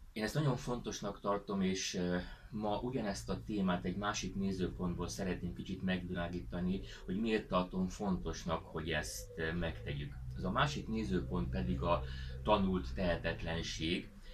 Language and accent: Hungarian; Hungary; így magyarként nagyon nehéz kilépni ebből a helyzetből